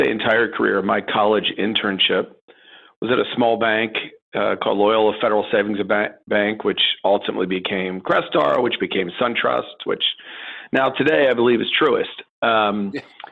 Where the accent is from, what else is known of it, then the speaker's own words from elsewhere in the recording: Baltimore, Maryland, United States; also born or lived in Washington, D.C. / New York / New Jersey; I'm actually probably one of the few people born in Washington, D.C. But for the most part, I'm a Baltimore kid